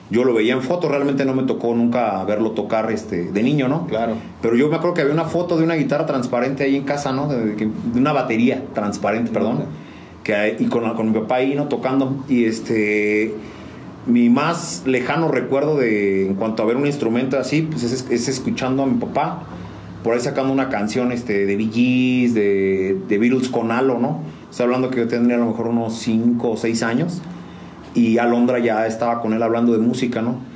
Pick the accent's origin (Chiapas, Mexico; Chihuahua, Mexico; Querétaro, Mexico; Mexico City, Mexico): Querétaro, Mexico; San Juan del Río; Juan del Río Querétaro, 100% sanjuanense. Eso toda mi vida la he hecho aquí.